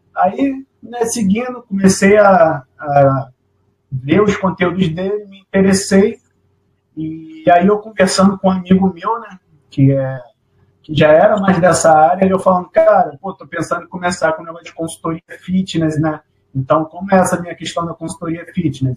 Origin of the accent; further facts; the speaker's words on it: Niterói, Rio de Janeiro, Brazil; sou aqui de Niterói, Rio de Janeiro, e atuo como personal trainer né, aqui em Niterói